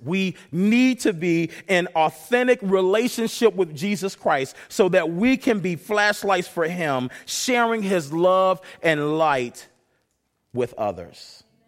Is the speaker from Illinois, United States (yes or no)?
yes; Chicago, Illinois, United States; now in Renton, United States; I come from Chicago